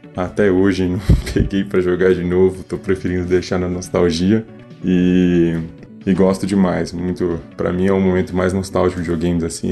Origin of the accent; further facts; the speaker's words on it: São Paulo, Brazil; sou de São Paulo, capital, tenho 26 anos